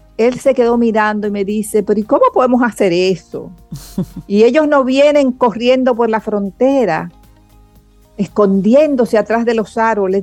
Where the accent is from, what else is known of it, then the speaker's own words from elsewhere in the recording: Dominican Republic; nosotros como cultura dominicana